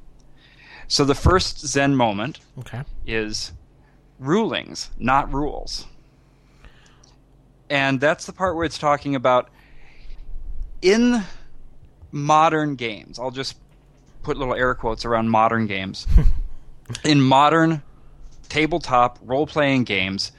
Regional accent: Iowa, United States; now in New York City, United States; I am originally from Iowa, which is where I started gaming

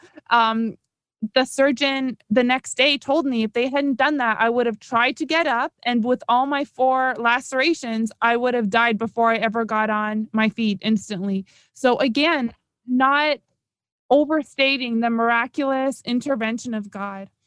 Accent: Toronto, Ontario, Canada; moved away as an adult; now in South Florida, United States; originally and for my whole life, I'm from Toronto

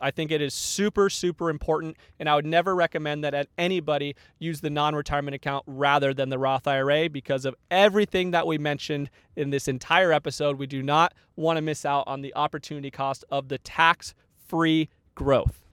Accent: Tucson, Arizona, United States; moved away; I grew up in Tucson, Arizona, where it is hot, all the time

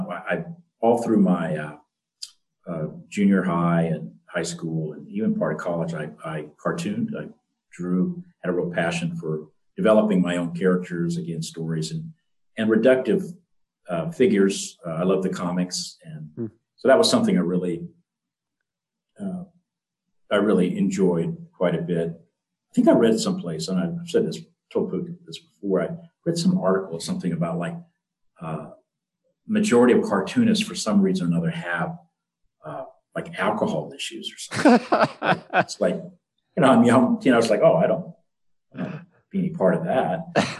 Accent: Florida, United States; I mean, when I was growing up, I grew up near the Everglades, actually, in South Florida.

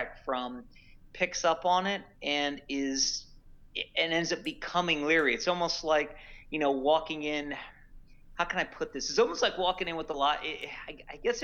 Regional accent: Philadelphia, Pennsylvania, United States; I'm from the Philadelphia area

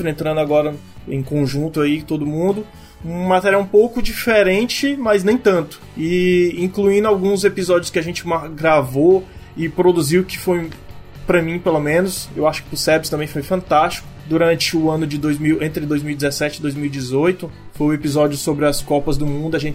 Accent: Fortaleza, Ceará, Brazil; Bom, eu sou fortalezense, cearense, moro aqui desde que eu me conheço por gente

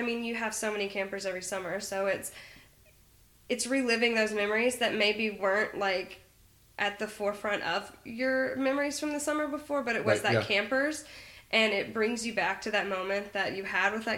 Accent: Mississippi, United States; I'm from Mississippi

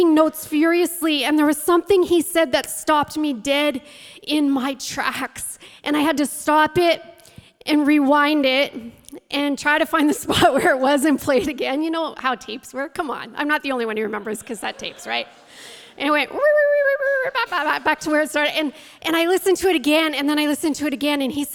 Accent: St. Thomas, Ontario, Canada; now in St. Catharines, Canada; I grew up in the St. Thomas, London area. My dad was a pastor in St. Thomas

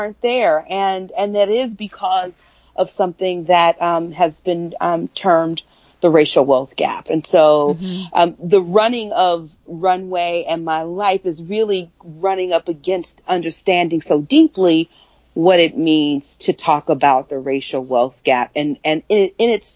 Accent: Prichard, Alabama, United States; also born or lived in Mobile, Alabama; I'm from Mobile. I am from Pritchard, Alabama, and colloquially this name called Africatown. My father had been the mayor in Pritchard, so I really grew up seeing

